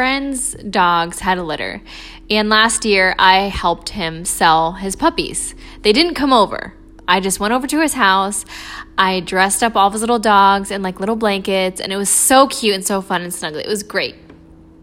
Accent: Florida, United States; I'm from Florida

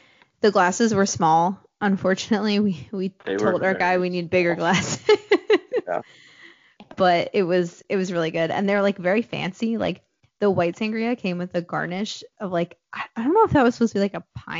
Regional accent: New Jersey, United States; accent: New Jersey; it's my New Jersey accent.

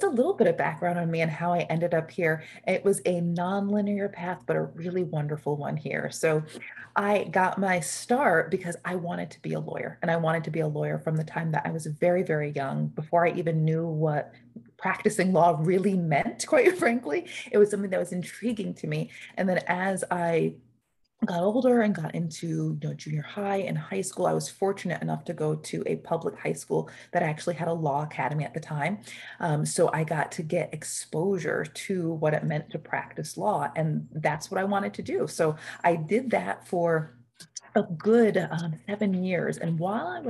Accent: Newburgh, New York, United States; the town that I grew up is in Newburgh, New York

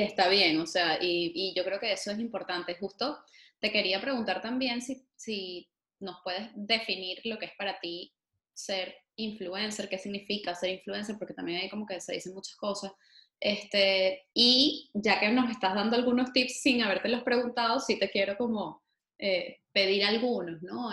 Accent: Venezuela; como venezolanos

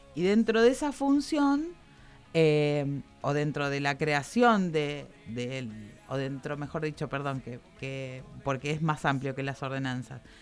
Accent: Campana, Buenos Aires Province, Argentina; Yo soy, yo soy de acá, soy de Campana

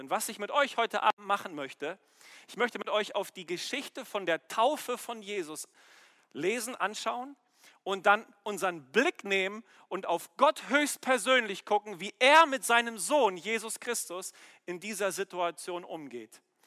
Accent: Germany; wir als Deutsche

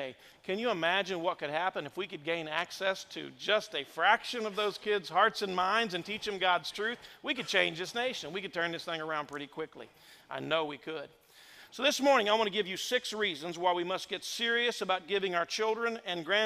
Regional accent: Indiana, United States; moved away as an adult; also born or lived in Madison, Indiana / New Albany, Indiana; I was born and raised in the state of Indiana. I've been gone now for 33 years

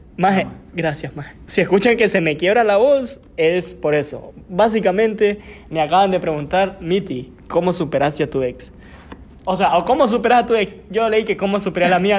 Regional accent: Lempira, Honduras; yo desde mi nacimiento, ustedes saben, yo soy de Lempira

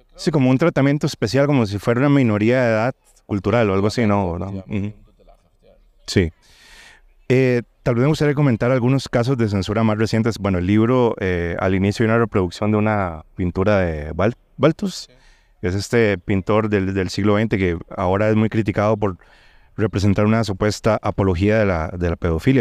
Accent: Costa Rica; yo que soy de Costa Rica

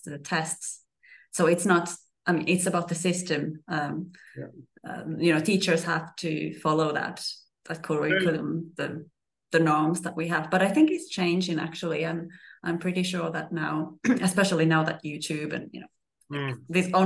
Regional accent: Finland; first language Finnish; English is a second language; moved away; also born or lived in Sicily; So Swedish is actually the second language in my hometown, or the biggest language in my hometown, because I'm come from the Swedish region in Finland.

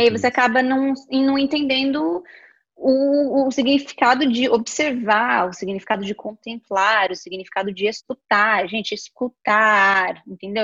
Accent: interior of São Paulo, Brazil; a gente é do interior de São Paulo

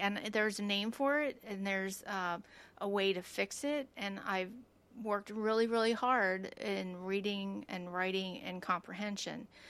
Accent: United States; I grew up in Lancaster County

